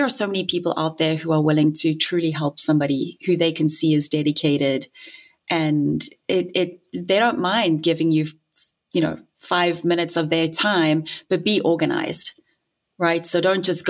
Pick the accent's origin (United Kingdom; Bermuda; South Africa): South Africa; moved away; I'm South African too, in case you didn't hear the funny accent.